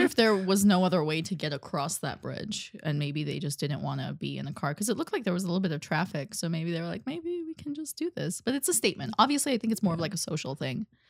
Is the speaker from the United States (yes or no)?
no; Armenia; moved away; also born or lived in Russia; I'm from Ar-, Armenia.